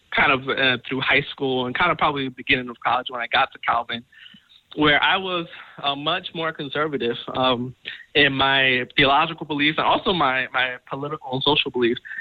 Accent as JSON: {"language": "English", "area": "Long Island", "region": "New York", "country": "United States", "tie": "born or raised there", "said": "I'm originally from uh, New York. I'm from Long Island. Mm. Um, I was born and raised"}